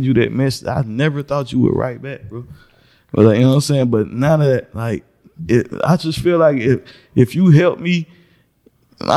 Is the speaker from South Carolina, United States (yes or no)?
yes; Woodruff, South Carolina, United States; also born or lived in Spartanburg, South Carolina; I'm from Woodruff. And when I was in Woodruff, I really didn't do too much singing. Like, I was quiet. Like, Woodruff so small, man. You go to school and come home